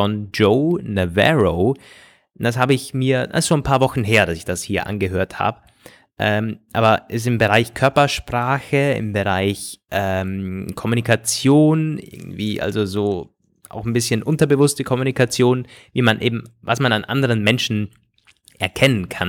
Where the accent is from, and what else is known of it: Austria